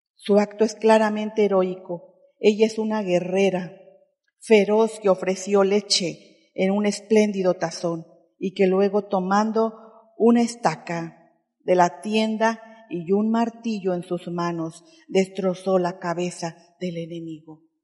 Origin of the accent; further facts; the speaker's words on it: Oaxaca, Mexico; perdónanos como oaxaqueños